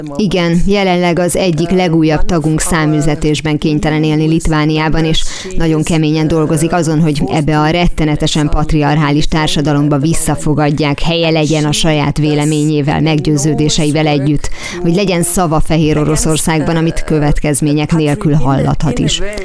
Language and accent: Hungarian; Bavaria, Germany; Bajorországra, én onnan származom